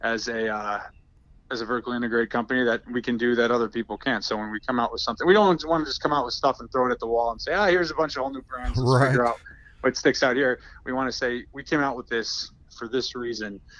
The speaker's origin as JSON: {"language": "English", "region": "Massachusetts", "country": "United States", "tie": "born or raised there", "said": "I grew up in Massachusetts"}